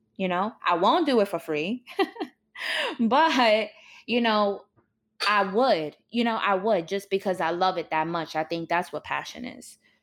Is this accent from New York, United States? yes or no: yes; New York City, New York, United States; my childhood growing up in New York was definitely rough and traumatic